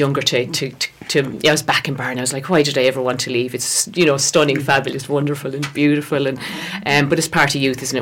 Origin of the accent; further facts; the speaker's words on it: West Galway, Connacht, Ireland; now in Feakle, Ireland; So I'm from Galway originally, born out in West West Galway. So I was born there, a uh, family of five.